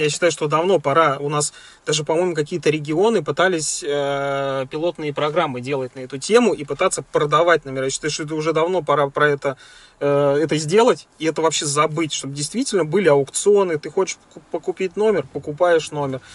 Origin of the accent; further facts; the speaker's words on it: Volgograd, Volgograd Oblast, Russia; moved away; я из Волгограда